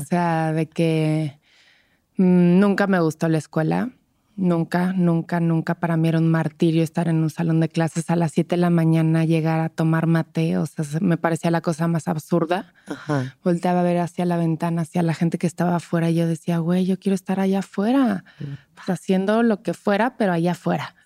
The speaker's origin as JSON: {"language": "Spanish", "town": "Toluca", "region": "State of Mexico", "country": "Mexico", "moved": "yes", "lives_now": "Mexico City, Mexico", "said": "yo vengo de Toluca"}